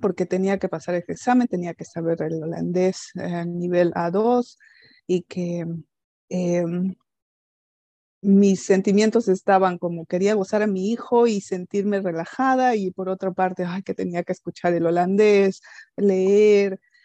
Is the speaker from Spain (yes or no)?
no; Peru; first language Spanish; moved away as an adult; now in Netherlands; yo soy peruana